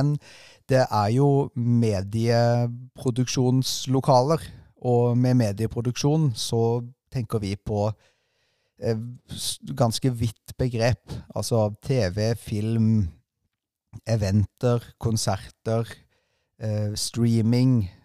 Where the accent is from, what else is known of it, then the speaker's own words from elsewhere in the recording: Agder, Norway; Altså, jeg er ikke lommekjent, for jeg kommer egentlig fra Sørlandet, så jeg har, eh, blir mer og mer kjent